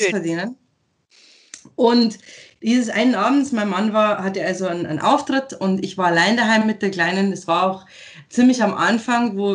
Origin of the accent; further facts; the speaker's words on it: Eggenfelden, Bavaria, Germany; Bin ja. stolze, stolze Niederbayerin.